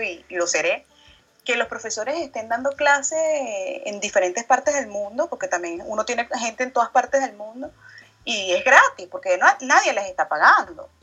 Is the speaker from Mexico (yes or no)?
no; Venezuela; now in France; yo soy venezolana y vivo en Francia